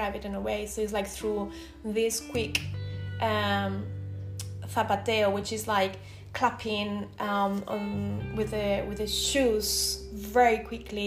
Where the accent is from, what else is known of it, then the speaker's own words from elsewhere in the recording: Tarragona, Catalonia, Spain; first language Spanish; English is a second language; moved away; I'm not from the south, I'm from Tarragona, near Barcelona, so I'm from the other side of Spain.